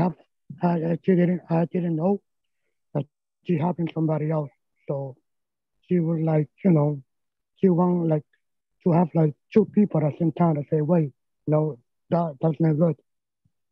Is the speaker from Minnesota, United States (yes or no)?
no; New York, United States; also born or lived in Dominica; I'm from Dominica, but I grew up in New York